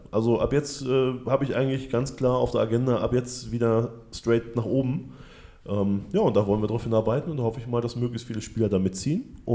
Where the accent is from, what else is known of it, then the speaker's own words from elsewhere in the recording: Ribnitz-Damgarten, Mecklenburg-Vorpommern, Germany; born there; now in Hamburg, Germany; Ähm, ja, komme original aus äh, Ribnitz Dammgarten geboren, aber bin 97 bereits nach Hamburg gezogen.